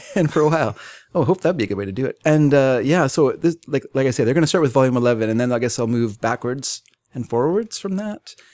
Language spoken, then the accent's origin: English; England, United Kingdom; I'm English